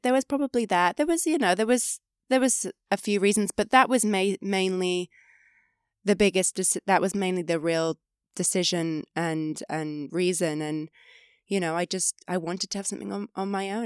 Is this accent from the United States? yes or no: no; five hours from London, England, United Kingdom; moved away as an adult; growing up, I was five hours from London